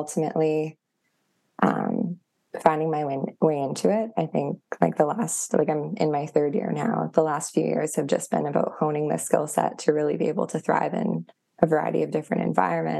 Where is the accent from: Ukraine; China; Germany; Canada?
Canada; Thunder Bay, Ontario; I'm from Thunder Bay and I've spent most of my life playing on the North Shore of Superior